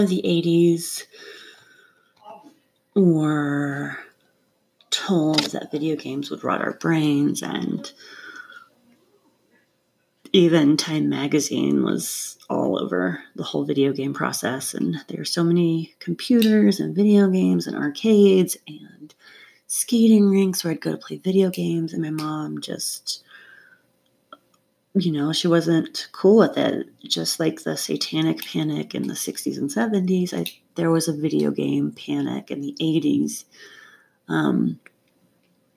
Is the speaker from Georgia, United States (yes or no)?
yes; North Georgia, United States; now in Colorado, United States; I grew up in North Georgia